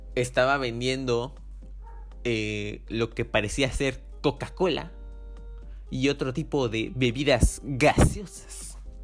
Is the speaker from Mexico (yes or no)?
yes; Mexico; also born or lived in Córdoba, Veracruz; Soy mexicano.